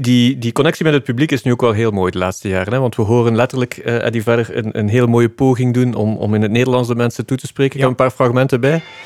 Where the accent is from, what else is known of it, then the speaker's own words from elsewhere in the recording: Flanders, Belgium; als Vlamingen